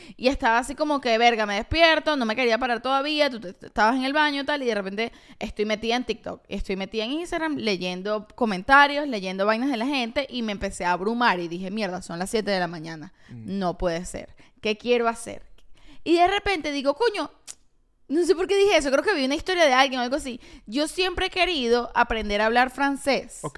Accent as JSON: {"language": "Spanish", "town": "Caracas", "region": "Capital District", "country": "Venezuela", "said": "Tú sabes que yo soy del oeste de Caracas."}